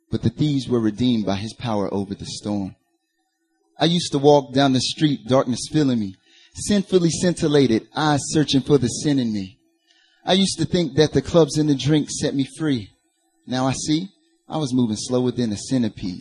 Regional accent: North Carolina, United States; accent: Southern; I'm originally from North Carolina

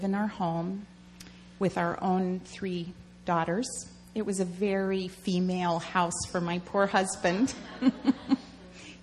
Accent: Washington, District of Columbia, United States; moved away as an adult; also born or lived in Seattle; I grew up in the Washington, D.C. area.

